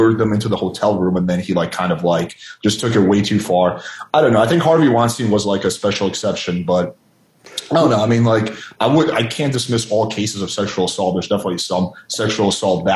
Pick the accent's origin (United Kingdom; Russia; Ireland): Russia; moved away; When I had a Christian nanny when I was growing up in Russia